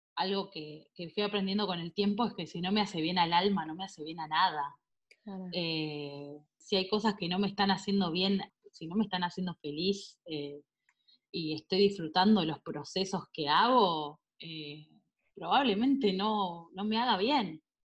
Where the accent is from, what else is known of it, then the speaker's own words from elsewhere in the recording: Azul, Buenos Aires Province, Argentina; yo soy de Azul, provincia de Buenos Aires